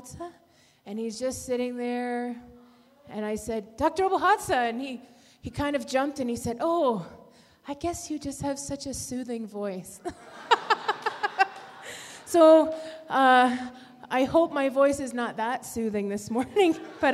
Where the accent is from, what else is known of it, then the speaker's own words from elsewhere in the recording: Canada; now in Malawi; We have four children, and we're from Canada, and we work here in Malawi